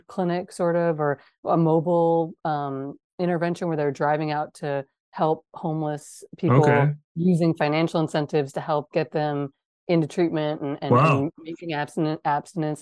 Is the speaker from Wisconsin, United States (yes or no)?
yes; Wisconsin, United States; moved away; I'm from Wisconsin.